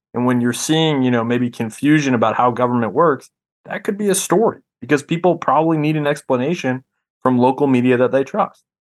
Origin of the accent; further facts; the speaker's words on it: Rhode Island, United States; also born or lived in Missouri; now in Memphis, United States; I'm from Rhode Island originally